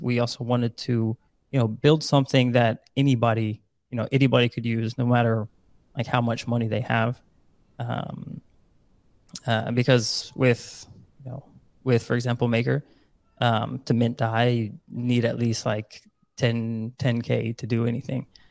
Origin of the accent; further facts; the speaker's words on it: Netherlands; born and raised in the Netherlands